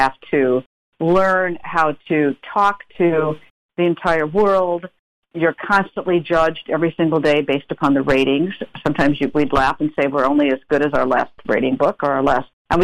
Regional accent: Minnesota, United States; moved away as an adult; also born or lived in New York; I'm from Minnesota

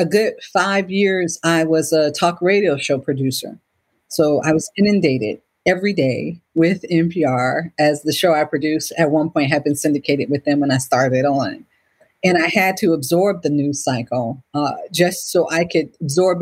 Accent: Cleveland, Ohio, United States; I was born and raised in Cleveland, Ohio

